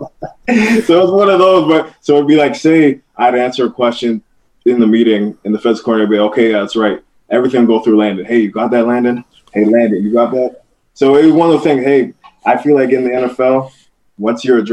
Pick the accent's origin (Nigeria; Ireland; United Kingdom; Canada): Canada; Cambridge, Ontario; I grew up in Cambridge. So Cambridge from Laurier is about a 20-minute drive